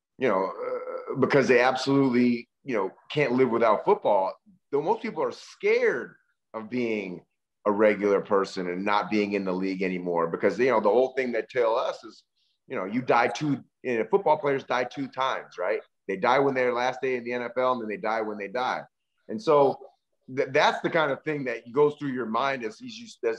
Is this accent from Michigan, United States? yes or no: no; Berkeley, California, United States; I grew up in Berkeley, California